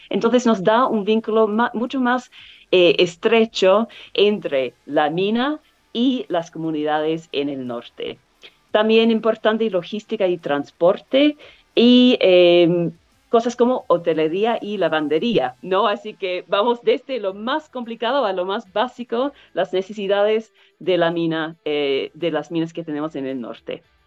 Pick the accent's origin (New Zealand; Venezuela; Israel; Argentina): New Zealand; Spanish is a second language; now in Chile; Originalmente de Nueva Zelanda